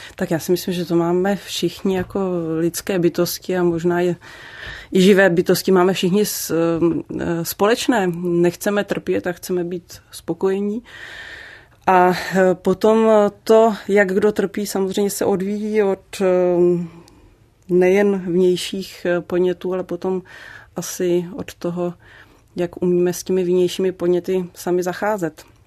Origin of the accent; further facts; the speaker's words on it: Liberec Region, Czechia; also born or lived in Prague; ačkoliv jsem se narodila v Praze, tak tady ten kraj jsem vždycky považovala za svůj domov